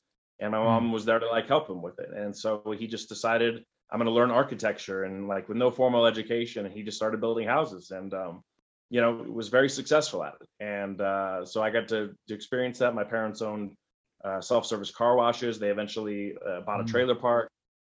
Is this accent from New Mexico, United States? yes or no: yes; Albuquerque, New Mexico, United States; I grew up in Albuquerque, New Mexico, born and raised here